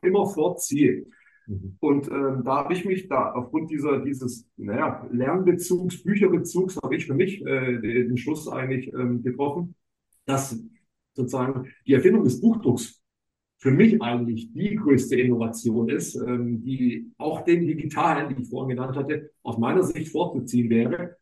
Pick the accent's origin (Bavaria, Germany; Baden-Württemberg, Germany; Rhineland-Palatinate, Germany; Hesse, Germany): Baden-Württemberg, Germany; Swabia; moved away as an adult; now in Hamburg, Germany; ich bin eigentlich, vielleicht hört man so ein bisschen noch, ich bin eigentlich Schwabe